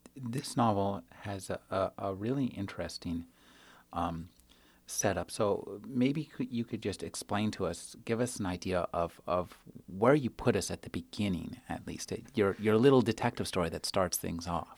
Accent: United States; as an American

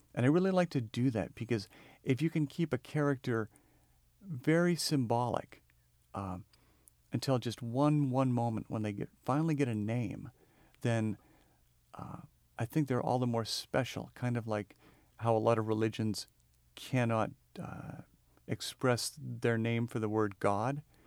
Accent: the Northwest, Pacific Northwest, United States; I'm from the Northwest

